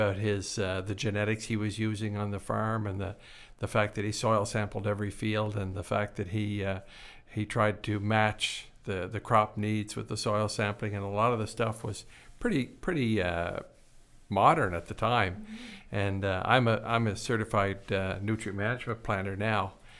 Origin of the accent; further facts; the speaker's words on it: Prince Edward Island, Canada; Well, I grew up in Prince Edward Island, was born and raised there. I spent a lot of time on my granddad's farm as a young man